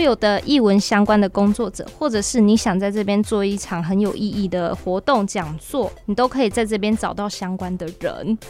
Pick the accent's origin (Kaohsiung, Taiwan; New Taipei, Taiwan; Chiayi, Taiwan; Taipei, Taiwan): Chiayi, Taiwan; 比很多像我土生土长的家人还更熟悉嘉义呢